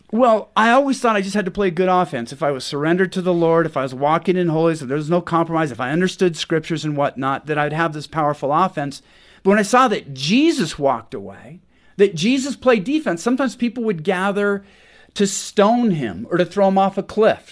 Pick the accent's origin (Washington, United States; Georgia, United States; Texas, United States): Washington, United States; I grew up in Washington State, which is famous for two things